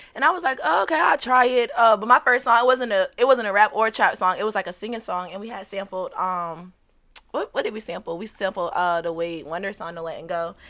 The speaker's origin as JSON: {"language": "English", "town": "Portsmouth", "region": "Virginia", "country": "United States", "tie": "born or raised there", "also_born_or_lived": "St. Louis, Missouri", "said": "I was raised, um, basically my whole life in Virginia"}